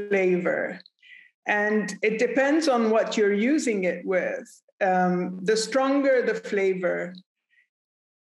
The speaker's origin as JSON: {"language": "English", "country": "Lebanon", "said": "I come from Lebanon."}